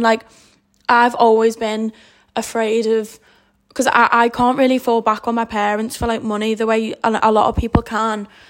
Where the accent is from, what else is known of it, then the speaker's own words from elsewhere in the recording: the Wirral, North West England, United Kingdom; I'm from the Wirral